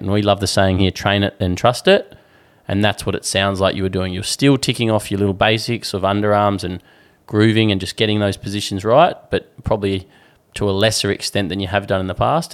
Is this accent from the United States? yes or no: no; Alice Springs, Northern Territory, Australia; moved away; also born or lived in Perth; back in Alice Springs where I grew up